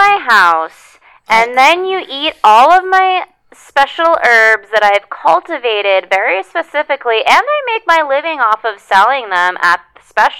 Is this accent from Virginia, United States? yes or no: yes; Virginia, United States; I'm from Virginia.